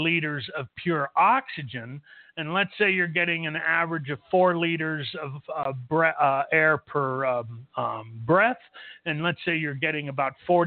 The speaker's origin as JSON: {"language": "English", "town": "Los Angeles", "region": "California", "country": "United States", "tie": "born or raised there", "moved": "as an adult", "lives_now": "El Paso, United States", "said": "I was born and raised in Los Angeles."}